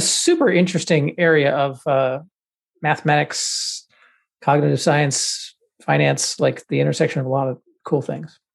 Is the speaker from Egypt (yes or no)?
no; the South, United States; I grew up in the South